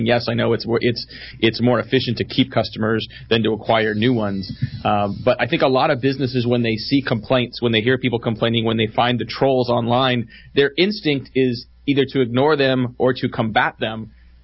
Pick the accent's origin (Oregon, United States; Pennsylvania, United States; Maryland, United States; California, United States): California, United States; Bay Area; I grew up in the Bay Area